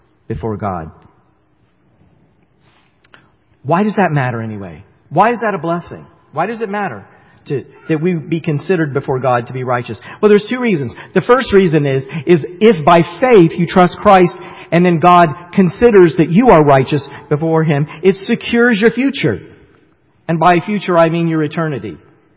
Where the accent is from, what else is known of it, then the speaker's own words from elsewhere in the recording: the South, United States; moved away; I grew up in the South, and sometimes it comes out in some of the things that I say, like I say y'all and stuff, and so y'all know that I really am a Southerner still to this day